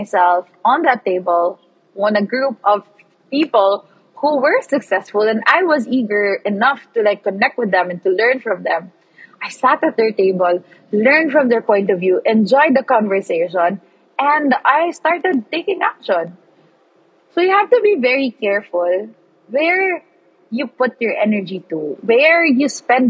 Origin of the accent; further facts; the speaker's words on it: Philippines; now in Australia; I'm like the Pinoy there.